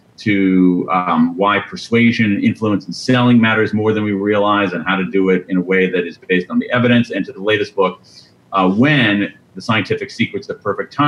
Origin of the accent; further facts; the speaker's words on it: Central Ohio, United States; I grew up in Central Ohio